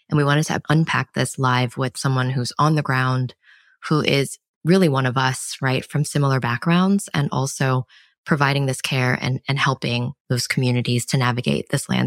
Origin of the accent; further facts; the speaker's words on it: New York City, New York, United States; a Chinese American girl born and raised in New York City.